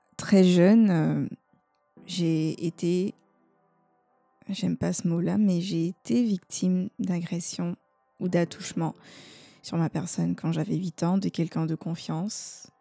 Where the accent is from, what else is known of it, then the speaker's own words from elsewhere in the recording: Côte d’Ivoire; chez nous en Côte d'Ivoire